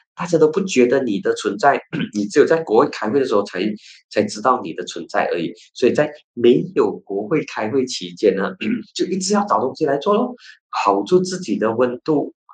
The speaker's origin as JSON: {"language": "Chinese", "region": "Penang", "country": "Malaysia", "said": "我本身是来自槟城"}